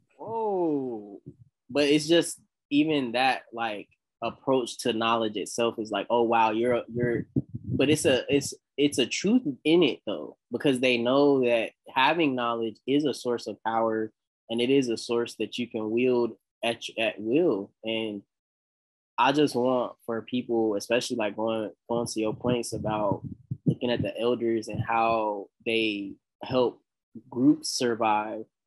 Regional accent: the South, United States; I'm from the South

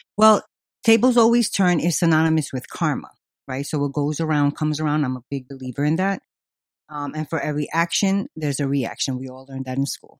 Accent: New York City, New York, United States; I was from Queens

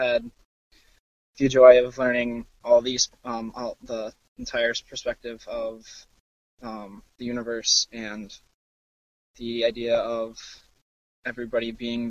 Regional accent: Burnsville, Minnesota, United States; I'm from Burnsville, Minnesota

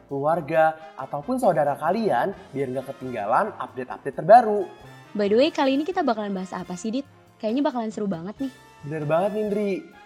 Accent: Jakarta, Indonesia; Tau lah, gue kan anak Jakarta banget.

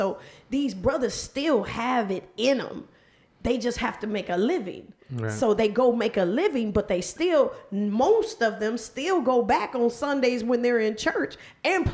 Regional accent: Milwaukee, Wisconsin, United States; I'm from Milwaukee, so my school, we listened to nothing but rock.

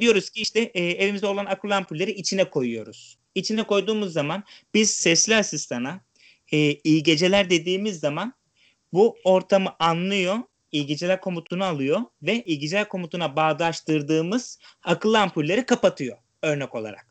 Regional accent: İzmir, Turkey; now in Europe; Doğma büyüme İzmirliyim. Şu an Avrupa'da yaşıyorum.

